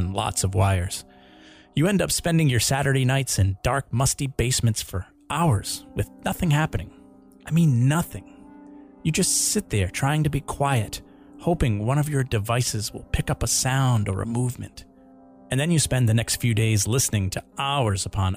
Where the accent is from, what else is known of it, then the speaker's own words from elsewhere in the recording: Rhode Island, United States; a TV show called Ghost Hunters, about an organized group of guys from my home state